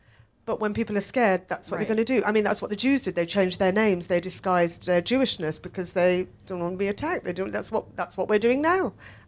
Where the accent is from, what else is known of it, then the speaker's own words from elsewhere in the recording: United Kingdom; accent: British; but I'm British, I'm British, I'm British. I just kept saying I'm British. And because I've got a British accent